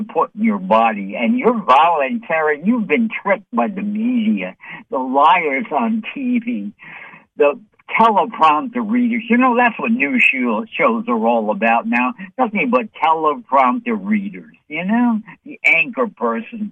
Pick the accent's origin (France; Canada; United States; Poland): United States; New York City, New York; I'm from New York City